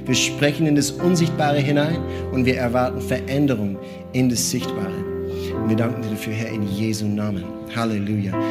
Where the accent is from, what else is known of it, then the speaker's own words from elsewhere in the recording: Austria; wir Österreicher, ich bin Österreicher.